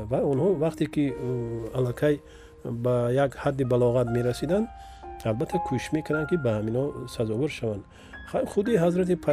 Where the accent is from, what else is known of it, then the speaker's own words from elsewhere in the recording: Vakhsh, Khatlon, Tajikistan; also born or lived in Dushanbe; як тақрибан як километр поёнтар маҳаллаи якачинор мегуфтанд дар ҳамон ҷо мо зиндагӣ мекардем дар ҳамин ҷо ба дунё омадем